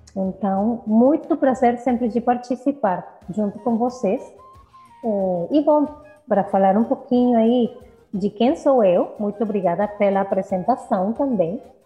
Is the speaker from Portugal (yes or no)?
no; Caracas, Capital District, Venezuela; Portuguese is a second language; eu nasci na Venezuela, em Caracas, eu sou caraquenha